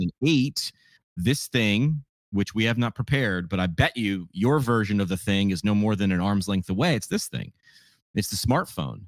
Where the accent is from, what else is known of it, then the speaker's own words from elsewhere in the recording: New York, United States; moved away as an adult; also born or lived in Northeast Pennsylvania; I grew up in New York.